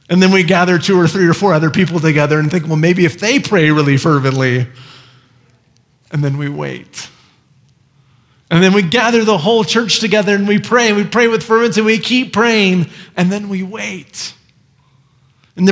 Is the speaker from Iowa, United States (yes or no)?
yes; Iowa, United States; moved away; I grew up in Iowa